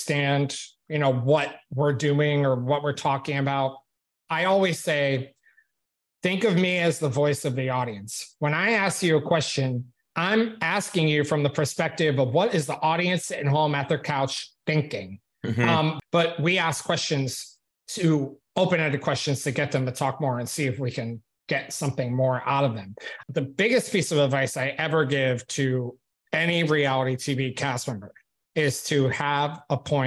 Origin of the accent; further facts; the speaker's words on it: upstate New York, United States; my hometown of upstate New York